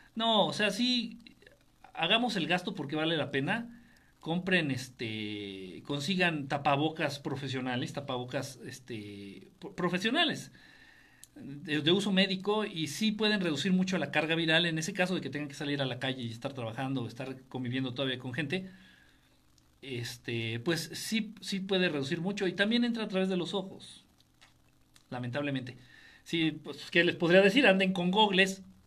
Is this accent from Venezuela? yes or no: no; Mexico; Soy mexicano, vivo en México